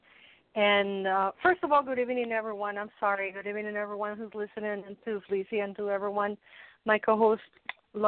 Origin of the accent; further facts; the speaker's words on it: Mexico City, Mexico; I'm from Mexico City